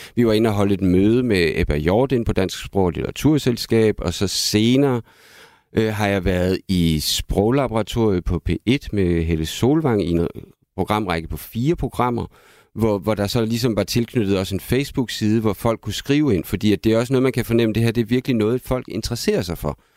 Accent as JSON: {"language": "Danish", "town": "Aalborg", "region": "North Denmark Region", "country": "Denmark", "tie": "born or raised there", "said": "min barndom i Aalborg"}